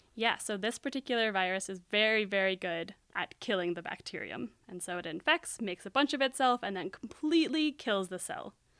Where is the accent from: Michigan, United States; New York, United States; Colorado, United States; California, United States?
Colorado, United States; Aspen; moved away as an adult; now in Berkeley, United States; growing up in Aspen